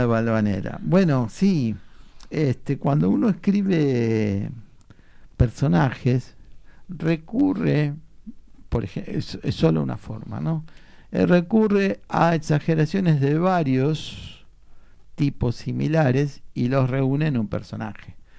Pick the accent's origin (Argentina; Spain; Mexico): Argentina; Buenos Aires; nací, entre, en eh, en Mataderos entre hinches y carniceros